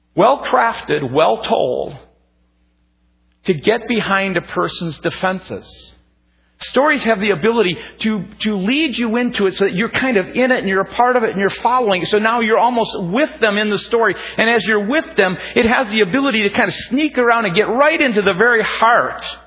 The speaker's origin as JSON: {"language": "English", "region": "Minnesota", "country": "United States", "tie": "born or raised there", "said": "growing up, you know, being a Minnesotan"}